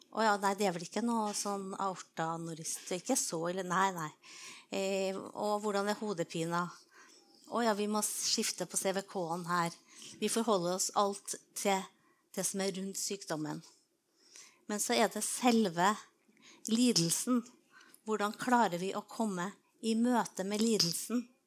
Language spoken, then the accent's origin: Norwegian; Trondheim, Trøndelag, Norway; jeg vokste opp på Byneset utafor eh, Trondheim, skikkelig på landet